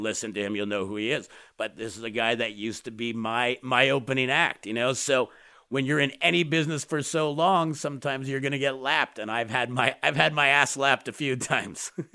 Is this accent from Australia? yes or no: no; Canada; I'm a Canadian